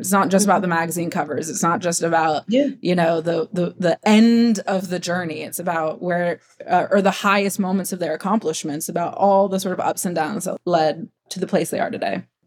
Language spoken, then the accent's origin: English; Ohio, United States; I'm Westerner. I'm from Ohio